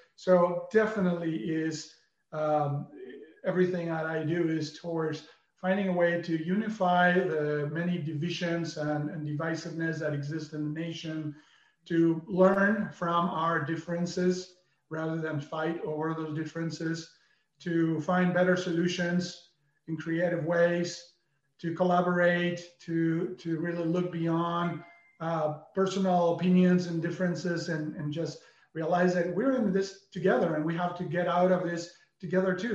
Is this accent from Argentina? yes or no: yes; Argentina; moved away as an adult; now in United States; growing up in Argentina